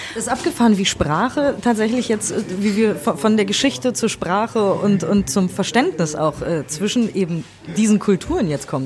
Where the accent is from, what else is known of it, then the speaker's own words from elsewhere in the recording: Germany; für mich als Deutsche